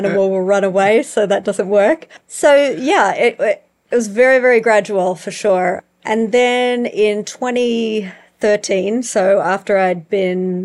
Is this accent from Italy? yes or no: no; Australia; now in South Africa; as an Aussie